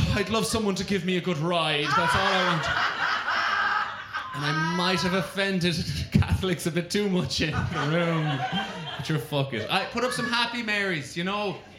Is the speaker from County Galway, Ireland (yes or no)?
yes; County Galway, Ireland; I'm from Galway